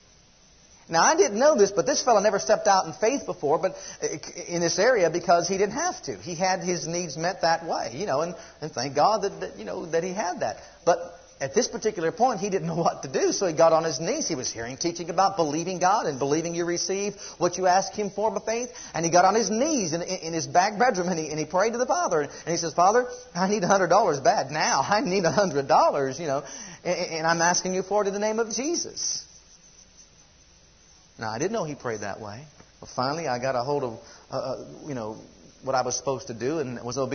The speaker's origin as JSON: {"language": "English", "country": "United States", "said": "As American citizens"}